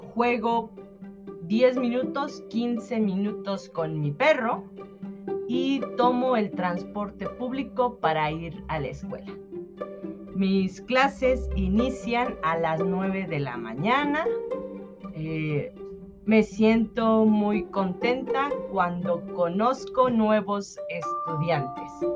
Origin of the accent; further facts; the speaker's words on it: Mexico City, Mexico; now in San Cristóbal de las Casas, Mexico; soy de México, de la Ciudad de México y vivo en San Cristóbal de las Casas, Chiapas